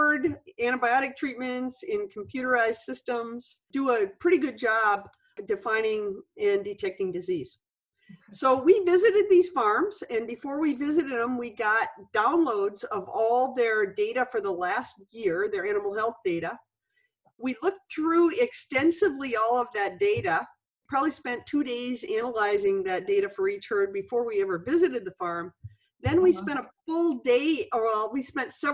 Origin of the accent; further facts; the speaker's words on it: Michigan, United States; moved away as an adult; also born or lived in Wisconsin; I moved from University of Wisconsin back here to my home state of Michigan